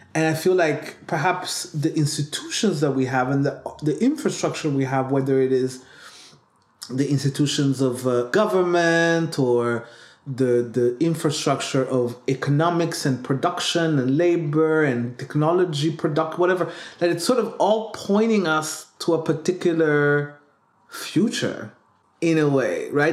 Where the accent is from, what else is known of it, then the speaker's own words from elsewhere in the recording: Burundi; I come from Burundi